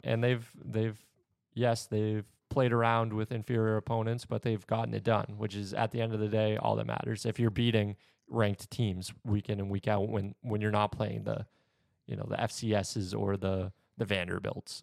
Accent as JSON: {"language": "English", "region": "New Hampshire", "country": "United States", "moved": "yes", "said": "I was from New Hampshire"}